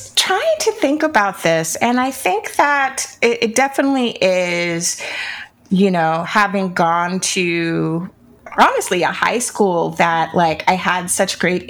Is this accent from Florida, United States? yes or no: yes; Jacksonville, Florida, United States; our Jacksonville roots, about there being something special and magical in the St. John's River.